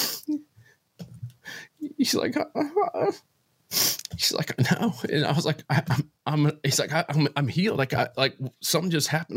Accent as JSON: {"language": "English", "region": "Florida", "country": "United States", "tie": "born or raised there", "also_born_or_lived": "Atlanta, Georgia", "moved": "as an adult", "said": "I grew up in Florida, ended up going to Georgia Tech"}